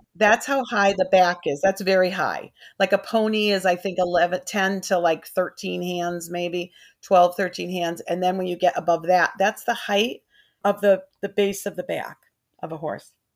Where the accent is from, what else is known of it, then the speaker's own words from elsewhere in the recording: Burlington, Connecticut, United States; also born or lived in Glastonbury, Connecticut; I grew up in Burlington, Connecticut